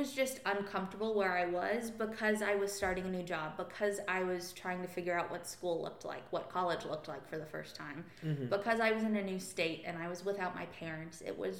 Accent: Arkansas, United States; And so I grew up in church in Arkansas. I was there.

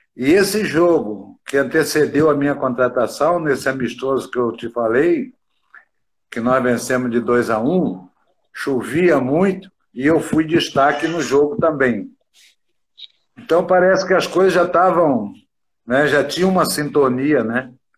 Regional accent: interior of Minas Gerais, Brazil; moved away; eu sou do interior de Minas

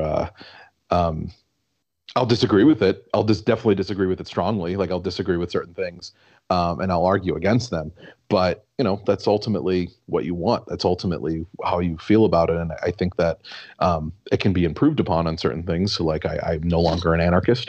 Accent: La Grange, Illinois, United States; also born or lived in Chicago; born in the city of Chicago, and I grew up oh. in suburbs.

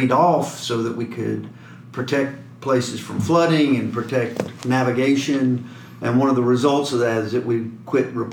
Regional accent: Hammond, Louisiana, United States; I'm from Louisiana. Originally, I grew up in Hammond went to school here at LSU

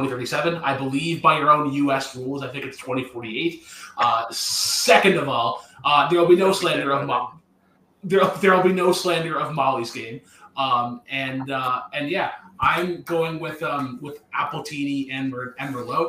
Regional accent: Canada; As a Canadian

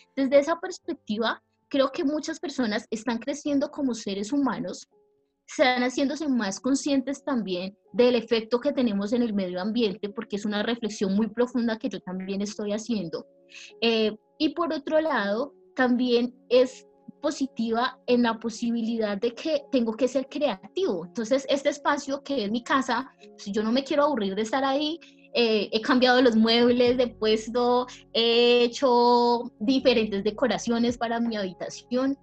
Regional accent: Pacific region, Colombia; vengo de una región de Colombia que es el Pacífico colombiano

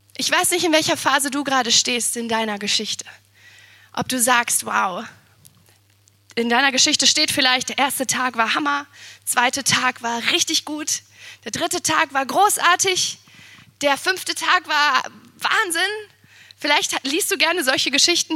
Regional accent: Siegen, North Rhine-Westphalia, Germany; now in Potsdam, Germany; ich bin in Siegen geboren

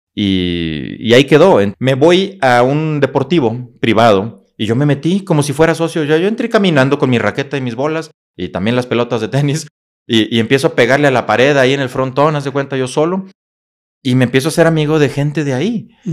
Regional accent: Saltillo, Coahuila, Mexico; moved away as an adult; also born or lived in Monclova, Coahuila / Monterrey / Torreón; now in Querétaro, Mexico; Vengo de Monclova, Coahuila, una pequeña ciudad de Coahuila, precisamente, Monclova. Ahí crecí hasta la primaria completamente. Después ya me paso a Saltillo, que generalmente la gente dice es que es de Saltillo. Sí, porque ahí estuve la mayor parte de mi vida

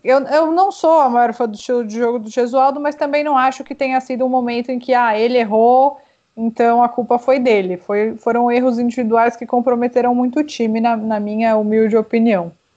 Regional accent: Brazil; now in Chile; eu posso sair se eu quiser ir para o Brasil porque eu sou brasileira

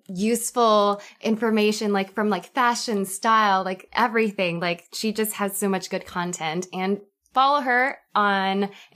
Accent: Vancouver, British Columbia, Canada; I'm 26 years old. I'm from Vancouver.

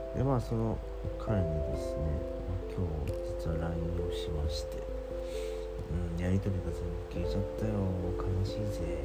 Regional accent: Kansai, Japan; moved away as an adult; 僕もともと関西出身じゃないですか

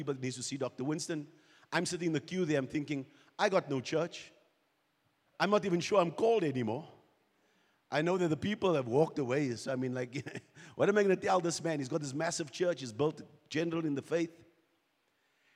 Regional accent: South Africa; We're from South Africa. We're Kingdom Life Embassy

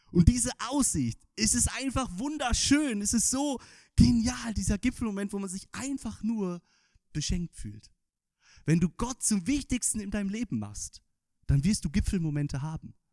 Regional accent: Northern Germany, Germany; ich als Norddeutscher habe das natürlich nicht gelernt als Kind

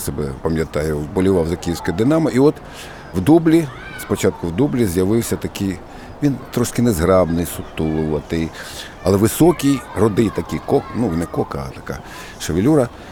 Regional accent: Kyiv, Ukraine; я народився і виріс під Черепановою горою, під стадіоном.

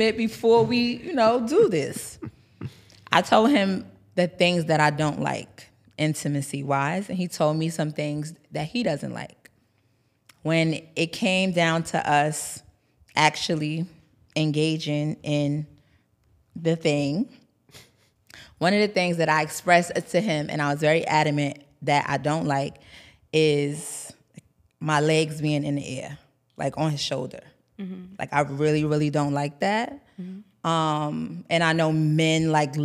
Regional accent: New York City, New York, United States; also born or lived in Bronx, New York; I'm from New York. I'm from Harlem

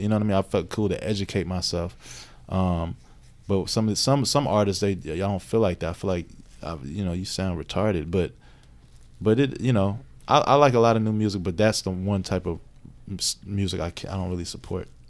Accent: Radcliff, Kentucky, United States; also born or lived in New York; now in Louisville, United States; I grew up in Radcliffe

